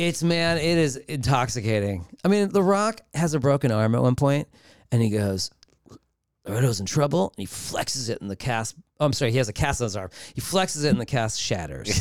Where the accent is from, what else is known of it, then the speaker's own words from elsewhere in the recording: Los Angeles, California, United States; growing up in Los Angeles